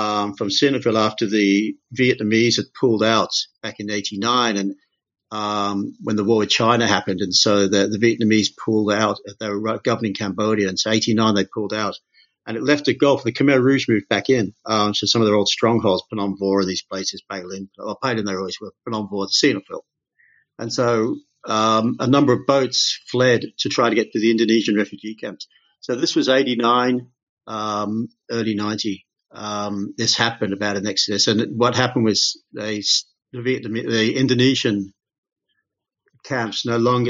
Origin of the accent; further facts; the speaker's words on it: United Kingdom; moved away; also born or lived in Australia; I'm British originally